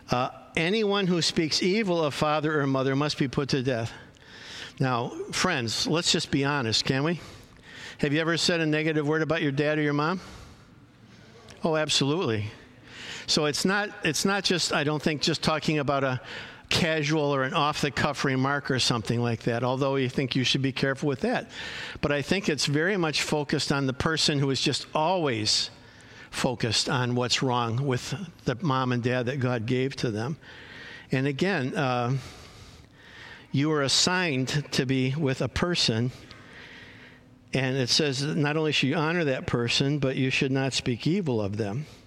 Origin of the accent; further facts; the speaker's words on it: Chicago, Illinois, United States; now in California, United States; I came from Chicago to California, and in, uh, and in Chicago, family is huge.